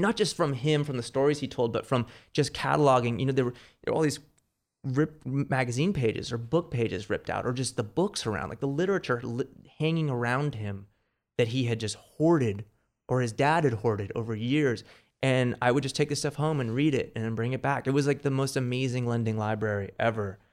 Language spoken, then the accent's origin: English; Marina del Rey, California, United States; also born or lived in New York; I grew up in Marina del Rey